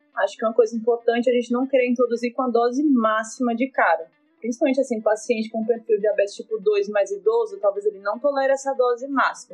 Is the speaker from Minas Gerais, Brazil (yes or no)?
no; Recife, Pernambuco, Brazil; Sou de Recife